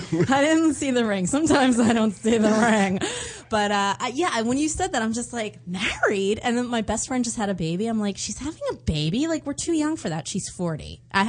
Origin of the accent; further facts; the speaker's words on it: New Jersey, United States; moved away as an adult; now in Los Angeles, United States; Also, I'm from New Jersey, and I just moved here a year ago, so I was single and 39 in New Jersey.